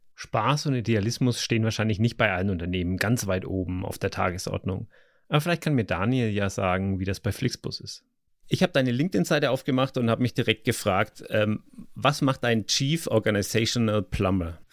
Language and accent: German; Germany; wir als Deutsche